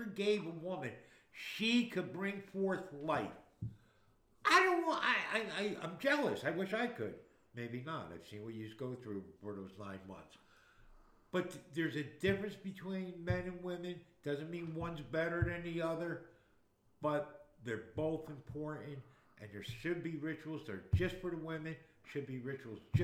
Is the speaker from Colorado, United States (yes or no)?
no; Newark, New Jersey, United States; I grew up in Newark, New Jersey